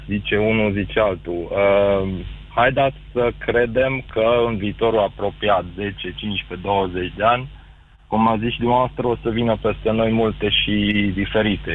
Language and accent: Romanian; Székely Land, Romania; noi secui zicem că suntem un pic diferiți de unguri